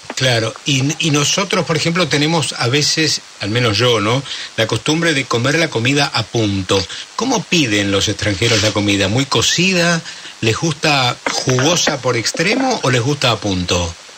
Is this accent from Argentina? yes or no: yes; Argentina; Nosotros los argentinos